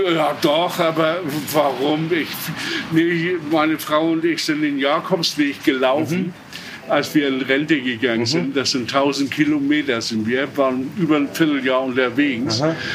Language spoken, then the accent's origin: German; Germany; ich komme jetzt eigentlich aus Sechsau, aus der Gegend